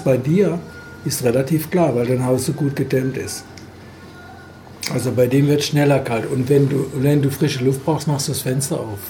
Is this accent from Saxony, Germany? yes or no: no; Freiburg, Baden-Württemberg, Germany; aus Freiburg, meiner Heimat